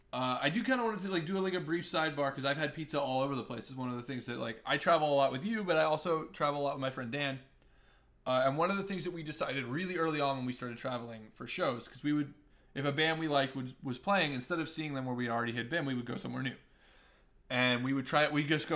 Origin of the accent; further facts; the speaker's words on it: Colombia; Because I'm from Colombia, lived in Colombia